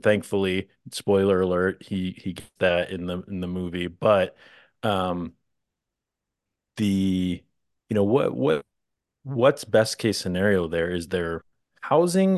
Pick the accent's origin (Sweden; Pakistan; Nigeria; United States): United States; Midwest; accent: Midwestern; I come from the Midwest